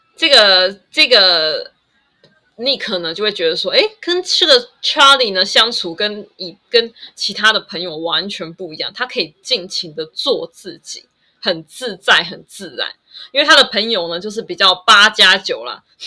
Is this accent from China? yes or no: no; Taiwan; 我就是台湾人啊，我就是台湾啊